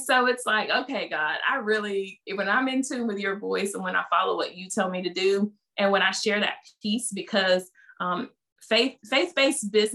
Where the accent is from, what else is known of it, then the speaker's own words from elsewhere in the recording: the South, United States; accent: Southern; they hear from my accent, you're just this, you know, Southern Belle.